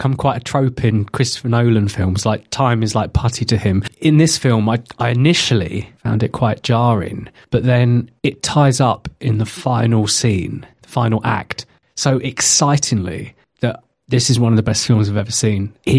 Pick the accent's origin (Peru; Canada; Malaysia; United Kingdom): United Kingdom; the fact we're British